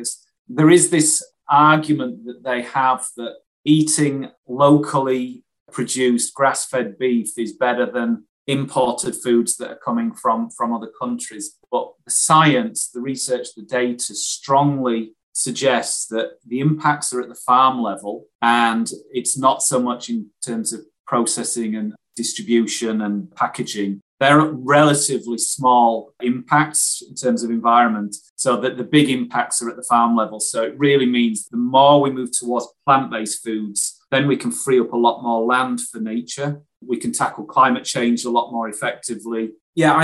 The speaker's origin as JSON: {"language": "English", "town": "Wakefield", "region": "Yorkshire and the Humber", "country": "United Kingdom", "tie": "born or raised there", "said": "I grew up in Wakefield in West Yorkshire"}